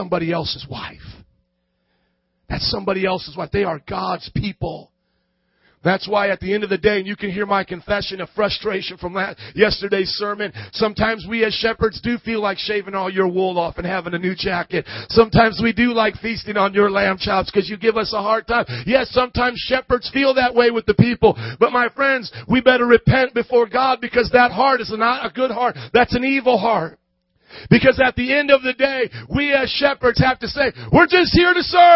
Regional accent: Fort Wayne, Indiana, United States; moved away as an adult; now in Chicago, United States; I was from Fort Wayne, Indiana

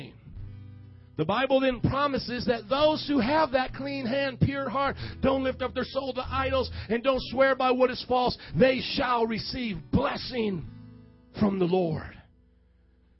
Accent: Fort Wayne, Indiana, United States; now in Chicago, United States; I'm from Fort Wayne, Indiana, where the corn grows about this high. I'm not a Chicagoan

